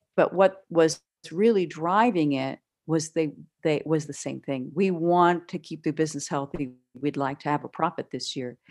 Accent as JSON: {"language": "English", "town": "Pittsburgh", "region": "Pennsylvania", "country": "United States", "tie": "born or raised there", "moved": "yes", "lives_now": "Texas, United States", "said": "I grew up in the Pittsburgh area"}